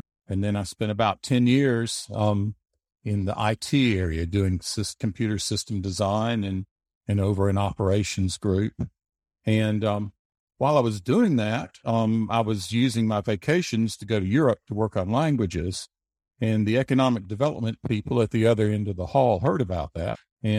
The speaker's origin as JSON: {"language": "English", "region": "Alabama", "country": "United States", "tie": "born or raised there", "also_born_or_lived": "Germany", "said": "Yeah, I mostly grew up in Alabama, except for a few years in Germany. My father was in the military, but I grew up mostly in Alabama."}